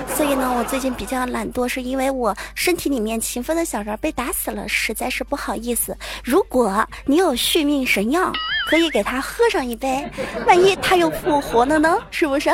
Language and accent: Chinese; China; 我们中国人是按农历来的